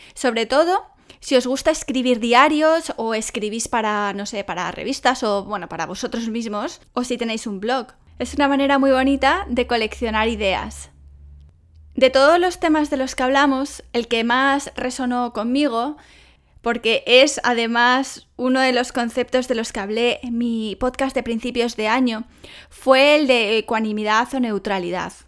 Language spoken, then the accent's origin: Spanish; Spain; que si soy española y los españoles eh, somos apasionados